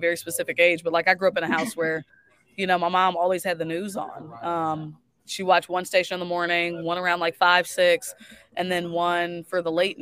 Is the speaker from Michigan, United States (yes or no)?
no; Dallas, Texas, United States; moved away as an adult; now in Kansas City, United States; I grew up in Dallas